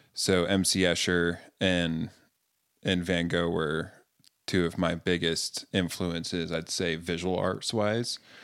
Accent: Greensboro, North Carolina, United States; now in Utah, United States; I grew up in North Carolina in the South

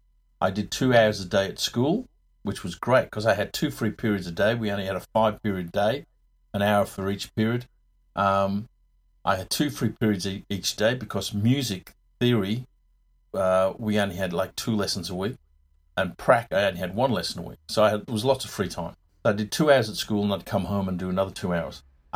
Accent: England, United Kingdom; born there; moved away; I was born in England a long time ago. My folks moved out here in 64.

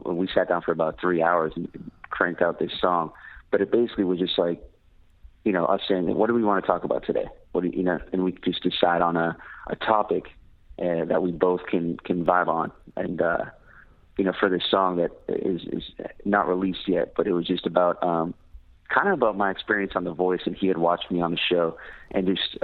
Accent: Worcester, Massachusetts, United States; moved away as an adult; also born or lived in Boston, Massachusetts; now in Austin, United States; I was born in Worcester, Massachusetts, and I grew up there. And I lived there until I was about 24

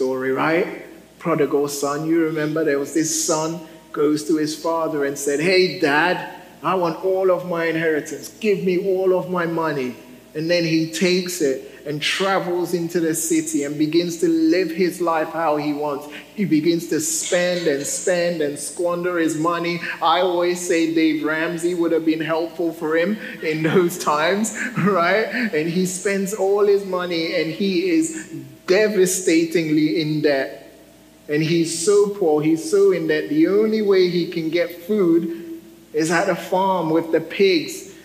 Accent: United Kingdom; I'm a Brit

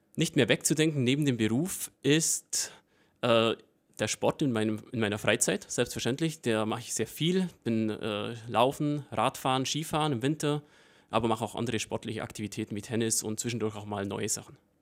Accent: Breitenbrunn, Bavaria, Germany; accent: Allgäu dialect; in meiner ursprünglichen Heimat Breitenbrunn, wo ich aufgewachsen bin und wo meine Familie

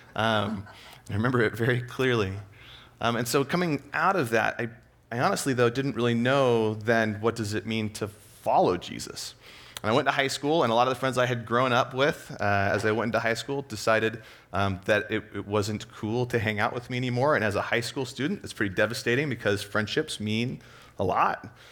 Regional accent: Escondido, California, United States; I grew up in Southern California, Escondido area.

